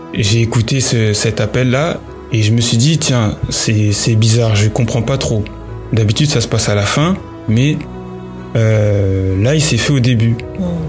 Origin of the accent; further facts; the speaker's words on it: Paris, Île-de-France, France; je suis né à Paris, donc euh, en France